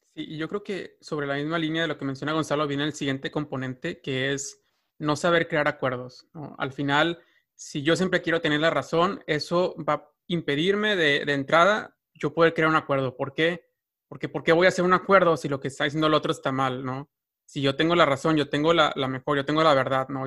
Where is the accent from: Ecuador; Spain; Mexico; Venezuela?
Mexico